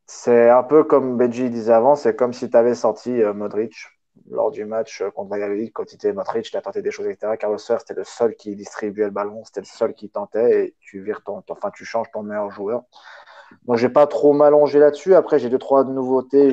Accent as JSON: {"language": "French", "country": "Spain", "said": "en tant qu'Espagnol"}